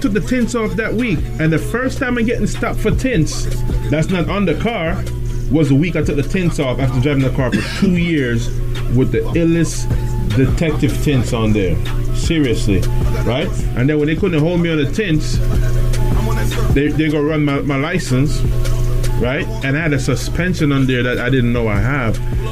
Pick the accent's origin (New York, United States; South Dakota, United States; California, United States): New York, United States; we're from New York City